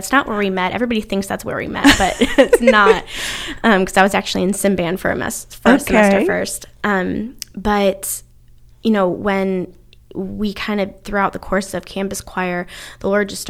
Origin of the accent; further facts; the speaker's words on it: Ohio, United States; accent: northern accent; also born or lived in North Carolina; now in United Kingdom; So, yeah we originally from Ohio, kind of secondarily from North Carolina. My accent, my family always tells me that I kind of developed that southern twang a little bit.